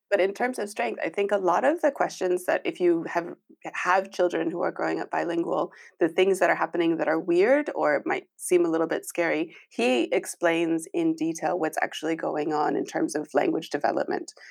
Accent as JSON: {"language": "English", "country": "United States", "moved": "as an adult", "lives_now": "Nijmegen, Netherlands", "said": "I am originally American."}